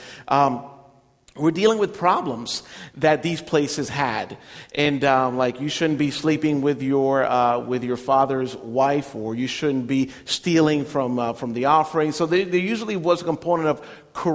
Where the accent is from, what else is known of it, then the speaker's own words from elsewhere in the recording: Puerto Rico; moved away as an adult; now in United States; Growing up in Puerto Rico was a little bit difficult to grow up with it because it's an Italian last name